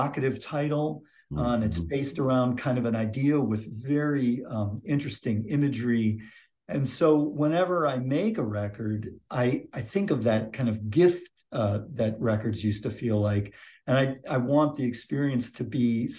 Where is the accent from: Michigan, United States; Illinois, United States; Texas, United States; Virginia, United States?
Michigan, United States; moved away as an adult; also born or lived in Santa Cruz, California; now in Clemmons, United States; I moved from Michigan, where I grew up, to Santa Cruz, California.